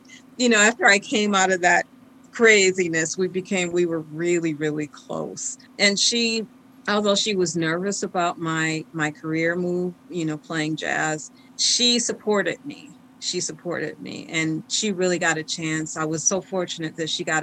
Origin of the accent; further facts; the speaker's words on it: Detroit, Michigan, United States; growing up in Detroit and that area, I had a rich upbringing.